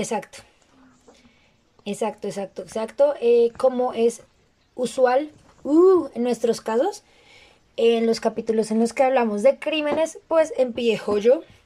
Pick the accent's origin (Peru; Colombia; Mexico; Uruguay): Colombia; todos como colombianos